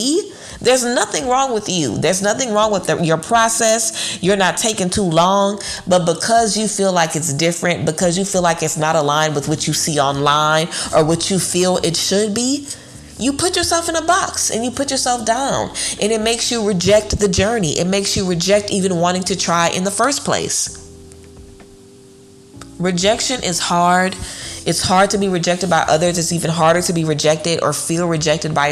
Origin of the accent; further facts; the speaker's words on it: Louisiana, United States; I'm from Louisiana, you know, I'm familiar with walking into a place and literally being kicked out because they don't want black people at the club.